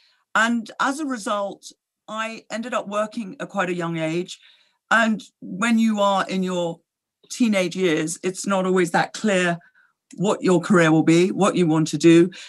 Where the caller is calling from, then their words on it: Switzerland; I'm phoning you from a rather snug office in Switzerland, where I have been based most of this year during the lockdown.